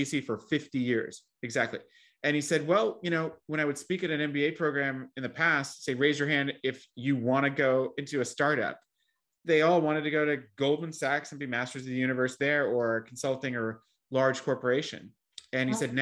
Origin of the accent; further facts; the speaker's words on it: New Jersey, United States; I'm from New Jersey.